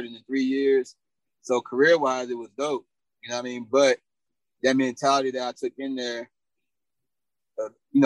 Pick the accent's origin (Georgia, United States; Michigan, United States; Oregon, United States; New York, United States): Georgia, United States; Atlanta; also born or lived in Indiana; I came from Indiana, but my mother and father moved us to Atlanta in like 87.